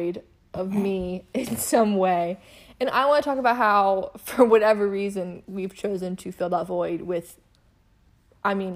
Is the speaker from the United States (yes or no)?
yes; Alabama, United States; we're Southern and we're from Alabama, and sometimes crazy stuff happens down here.